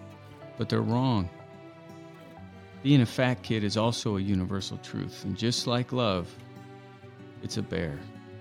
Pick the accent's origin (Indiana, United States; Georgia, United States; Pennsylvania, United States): Indiana, United States; moved away as an adult; also born or lived in Los Angeles, California; being born and raised in Indiana, but feeling as if I really grew up in Los Angeles